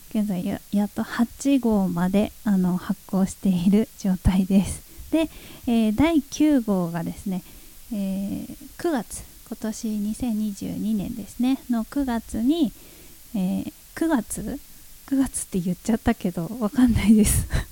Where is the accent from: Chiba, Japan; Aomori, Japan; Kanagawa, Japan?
Chiba, Japan; Sosa; 地元ですね私が生まれ育った町千葉県匝瑳市